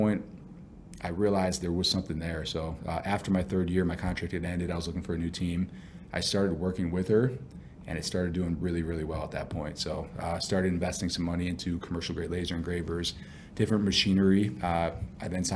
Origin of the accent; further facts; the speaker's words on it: Buffalo, New York, United States; I grew up in Buffalo, New York